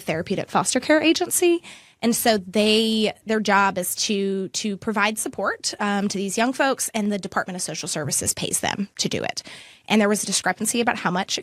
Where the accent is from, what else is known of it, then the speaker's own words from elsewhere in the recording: Amherst County, Virginia, United States; also born or lived in Lynchburg, Virginia; I was born in Amherst County